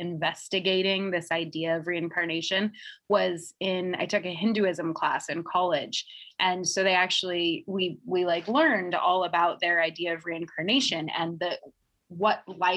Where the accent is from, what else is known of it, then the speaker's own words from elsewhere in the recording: Seattle, Washington, United States; I grew up in Seattle, Washington